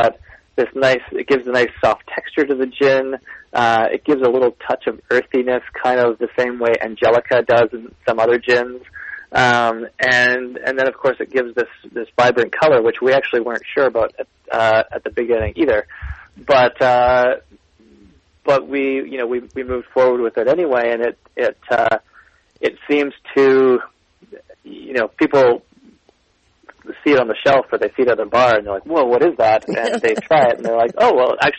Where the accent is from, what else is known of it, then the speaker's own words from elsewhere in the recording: Canada; I am Canadian